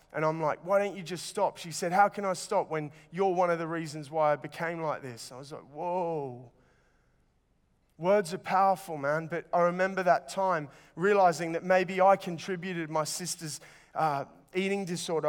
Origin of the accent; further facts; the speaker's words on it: Sydney, New South Wales, Australia; moved away; it was really hot growing up in Sydney.